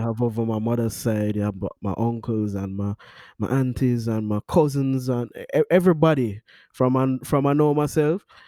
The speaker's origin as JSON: {"language": "English", "town": "Kingston", "country": "Jamaica", "tie": "born or raised there", "said": "I'm from Kingston, Jamaica, Stony Hill, one place I ever born and grow"}